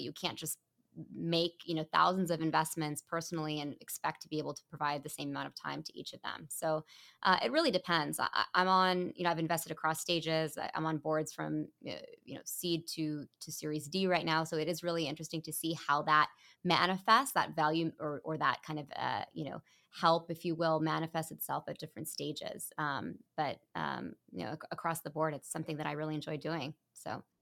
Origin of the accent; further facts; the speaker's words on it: Mountain View, California, United States; moved away as an adult; my hometown. I was literally born in Mountain View